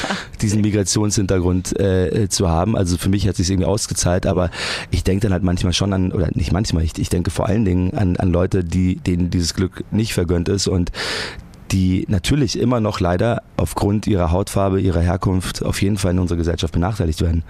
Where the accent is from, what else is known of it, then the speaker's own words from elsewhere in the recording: Munich, Bavaria, Germany; ich komme aus München